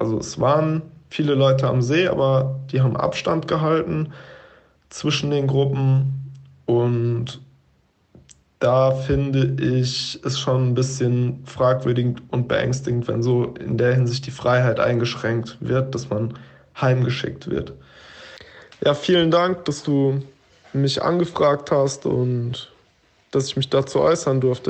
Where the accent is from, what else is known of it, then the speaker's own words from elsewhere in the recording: Frankfurt am Main area, Hesse, Germany; now in Berlin, Germany; ursprünglich komme ich aus Frankfurt am Main beziehungsweise aus dem Umland vom Dorf